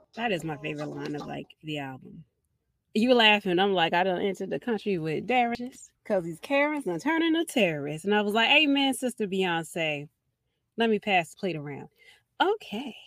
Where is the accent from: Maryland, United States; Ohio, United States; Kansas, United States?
Maryland, United States; Baltimore; everybody knows I'm from Baltimore and I'm from over west, but I grew up in the West Indian section of Baltimore City